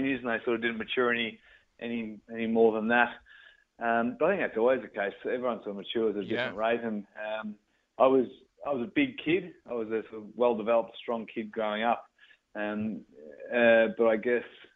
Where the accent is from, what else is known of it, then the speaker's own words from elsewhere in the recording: Ballarat, Victoria, Australia; growing up in Ballarat